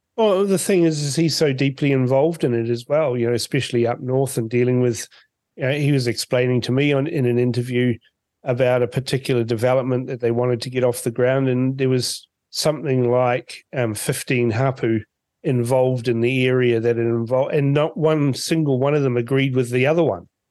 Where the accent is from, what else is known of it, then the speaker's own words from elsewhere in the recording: Fiji; now in New Zealand; born in Fiji